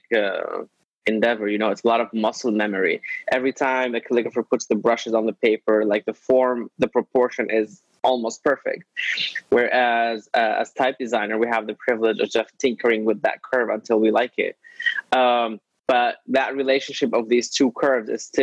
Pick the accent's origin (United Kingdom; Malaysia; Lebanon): Lebanon; moved away as an adult; now in Brooklyn, United States; I was born in Lebanon. I was raised in Lebanon.